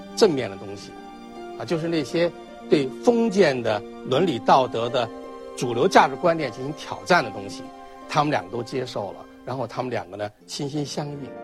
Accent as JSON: {"language": "Chinese", "country": "China", "said": "对我们中国人来说"}